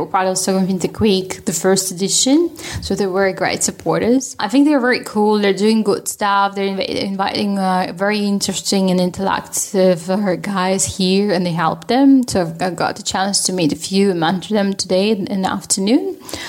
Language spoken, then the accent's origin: English; Russia; now in Sweden; I'm Russian.